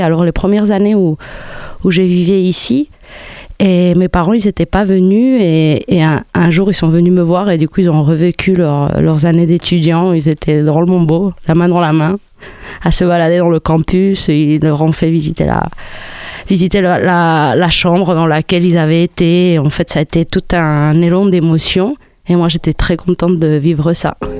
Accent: Spain; French is a second language; moved away as an adult; also born or lived in Morocco; now in Montpellier, France; je suis née au Maroc. J'ai grandi en Espagne.

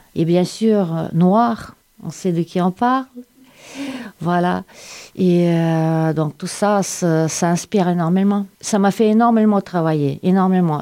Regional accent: Saint Petersburg, Russia; French is a second language; moved away as an adult; also born or lived in Siberia / Ukraine / Moscow; now in Sète, France; je suis née en Sibérie. À l'âge d'un an, mes parents m'amenaient à Saint-Pétersbourg. Mon adolescence à Saint-Pétersbourg

